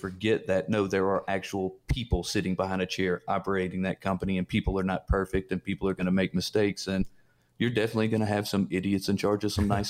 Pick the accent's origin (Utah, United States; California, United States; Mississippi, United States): Mississippi, United States; I was raised in Mississippi, and my grandfather was just an old farmer, not real highly educated.